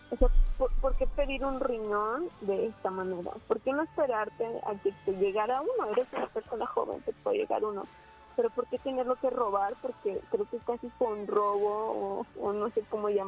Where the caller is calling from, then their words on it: Monterrey, Nuevo León, Mexico; De Monterrey.